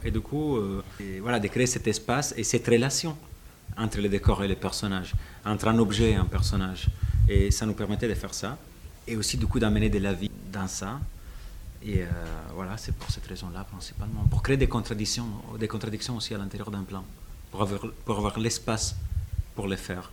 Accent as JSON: {"language": "French", "country": "Italy", "second_language": "French", "moved": "yes", "said": "je suis italien"}